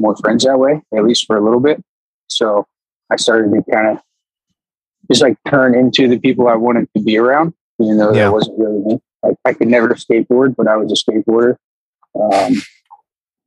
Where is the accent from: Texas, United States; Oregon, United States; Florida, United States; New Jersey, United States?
Florida, United States; Pinellas County; moved away; I was born and raised for most of my younger life in Pinellas County, Florida